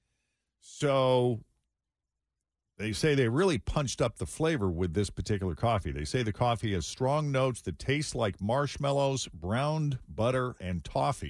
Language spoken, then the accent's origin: English; Boston, Massachusetts, United States; moved away; when I fly in and out of Boston, you know, my hometown